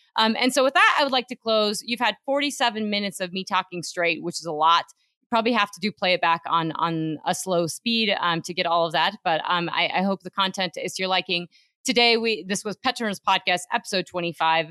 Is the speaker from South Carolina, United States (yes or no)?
no; Craig, Colorado, United States; where I'm from, my hometown, my family in Craig, Colorado